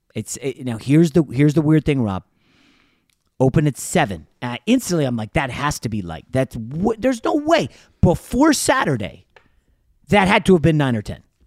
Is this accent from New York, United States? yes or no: yes; New York, United States; moved away; I was born in New York